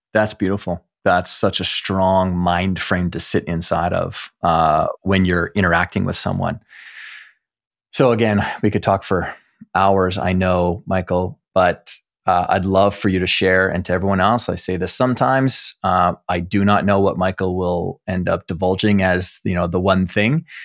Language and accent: English; Canada; as a Canadian